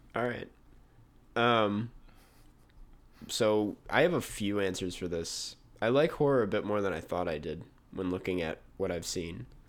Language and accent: English; Minnesota, United States; moved away; I come from Minnesota, land of ten thousand lakes